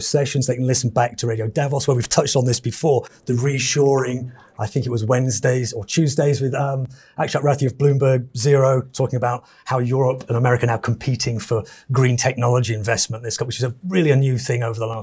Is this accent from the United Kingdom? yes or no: yes; United Kingdom; I'm British myself